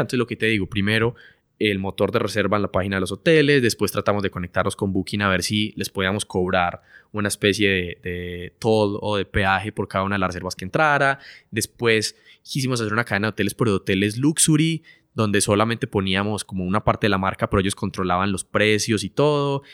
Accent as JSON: {"language": "Spanish", "country": "Colombia", "said": "somos de Colombia, entonces vivíamos allá"}